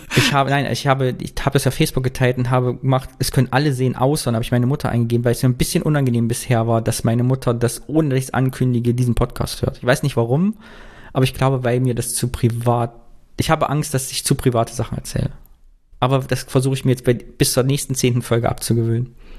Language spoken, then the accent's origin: German; Kyffhäuser, Thuringia, Germany; moved away; mit meiner Heimat zu verknüpfen. Ich habe geguckt, was im Küffhäuser, was geht da so ab und in Thüringen